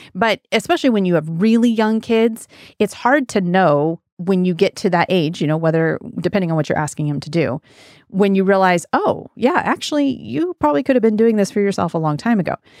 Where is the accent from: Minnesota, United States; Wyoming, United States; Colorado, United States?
Wyoming, United States; now in Pacific Northwest, United States; When I was a kid, I grew up in Wyoming on a big old ranch